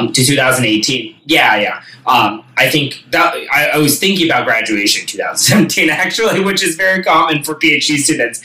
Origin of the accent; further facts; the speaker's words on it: Silicon Valley, California, United States; also born or lived in Boston; I grew up in Silicon Valley